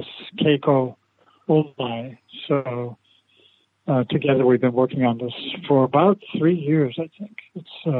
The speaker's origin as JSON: {"language": "English", "region": "Iowa", "country": "United States", "tie": "born or raised there", "also_born_or_lived": "Obama, Japan / San Francisco, United States", "moved": "yes", "lives_now": "St. Louis, United States", "said": "I was born in Iowa"}